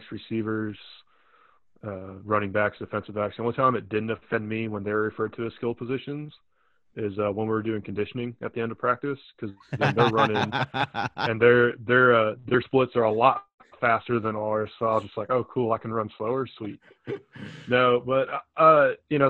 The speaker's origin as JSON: {"language": "English", "country": "United States", "tie": "born or raised there", "also_born_or_lived": "Memphis, Tennessee", "said": "when I was really young growing up near St. Louis, just about 2 hours away"}